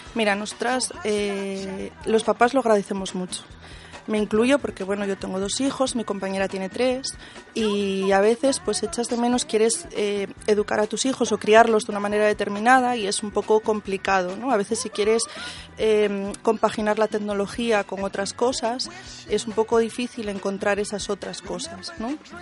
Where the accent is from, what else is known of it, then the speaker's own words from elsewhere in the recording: Asturias, Spain; Somos de Asturias, pero trabajamos en Internet